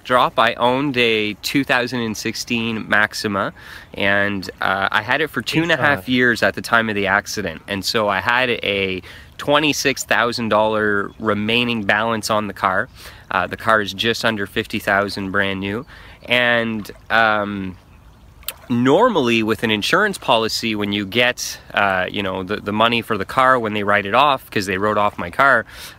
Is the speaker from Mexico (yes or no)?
no; Canada; I'm a Canadian. I live near Montreal